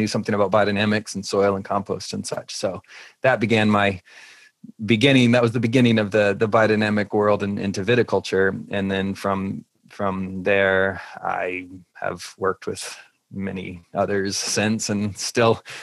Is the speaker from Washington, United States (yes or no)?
no; Virginia Beach, Virginia, United States; moved away; also born or lived in Richmond, Virginia; I'm from the East Coast. I grew up Virginia Beach